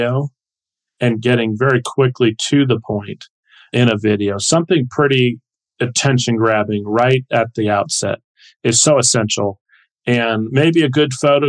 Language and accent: English; New Washington, Ohio, United States; my hometown of New Washington, Ohio